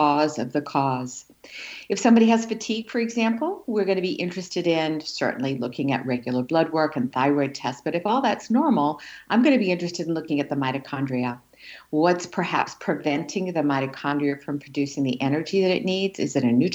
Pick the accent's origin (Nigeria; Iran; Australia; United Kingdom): Australia; now in United States; So I grew up in Australia in the outback